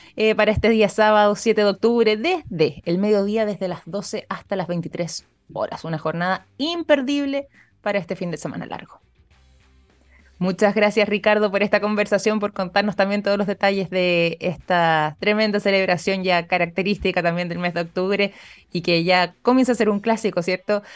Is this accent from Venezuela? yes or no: no; Chile; como chilenos